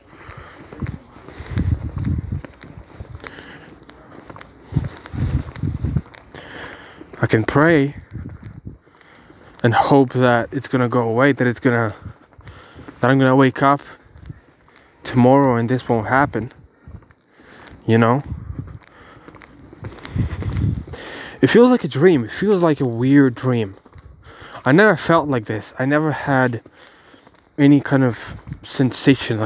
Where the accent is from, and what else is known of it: Ukraine; born or raised there; first language Ukrainian; English is a second language; moved away as an adult; now in Bulgaria